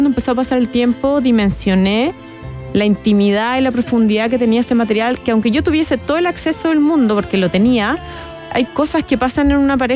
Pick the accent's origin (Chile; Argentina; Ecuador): Chile; tenemos que como chilenos reconstituir nuestra memoria emocional